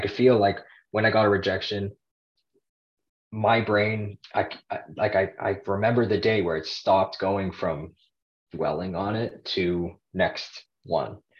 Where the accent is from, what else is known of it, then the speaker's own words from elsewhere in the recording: Toronto, Ontario, Canada; I'm Canadian. I'm from Toronto, Canada